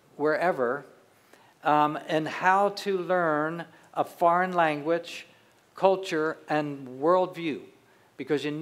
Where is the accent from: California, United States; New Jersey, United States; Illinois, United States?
New Jersey, United States; southern; moved away; We grew up in southern New Jersey, so we're from the East Coast.